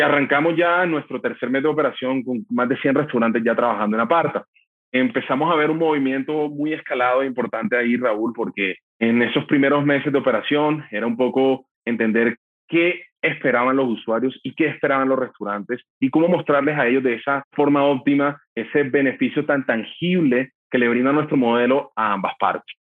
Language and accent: Spanish; Barranquilla, Atlántico, Colombia; mi ciudad natal, Barranquilla